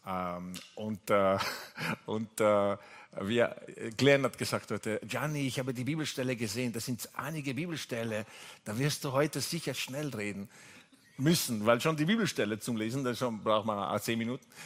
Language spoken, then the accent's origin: German; Italy; German is a second language; also born or lived in England / Austria; now in Vienna, Austria; ich komme ursprünglich aus Italien. Ich bin aufgewachsen mit einer französischen Mama